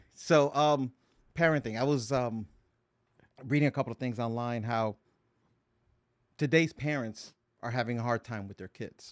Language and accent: English; Paterson, New Jersey, United States; I grew up in Patterson.